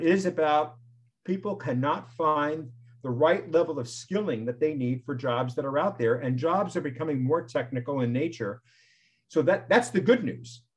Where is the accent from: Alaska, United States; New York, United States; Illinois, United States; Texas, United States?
New York, United States; I was born in New York